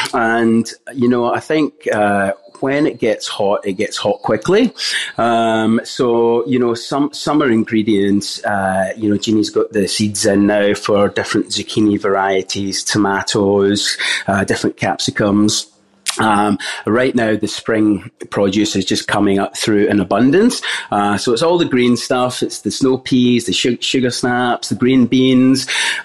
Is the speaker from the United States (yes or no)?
no; Glasgow, Scotland, United Kingdom; Growing up in Scotland, Glasgow's eastern suburbs, we definitely grew up with a basic diet that you would expect from a normal family in the 80s and 90s.